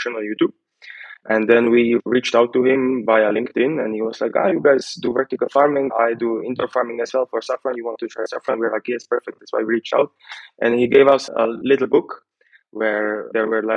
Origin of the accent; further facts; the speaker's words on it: Slovakia; we are from Slovakia, like Slavic.